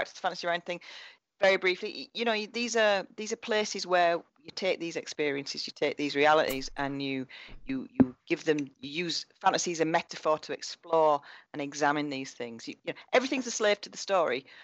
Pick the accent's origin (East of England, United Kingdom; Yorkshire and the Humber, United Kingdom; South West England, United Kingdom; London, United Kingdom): Yorkshire and the Humber, United Kingdom; Bradford; Big Polish community where I grew up in Bradford.